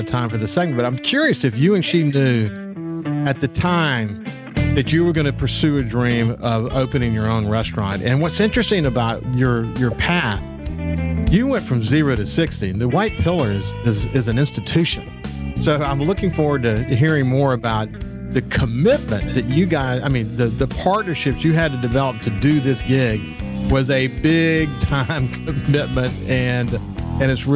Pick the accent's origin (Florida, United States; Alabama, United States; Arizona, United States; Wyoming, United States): Alabama, United States; Birmingham; I was born in Birmingham, incidentally, have a lot of family there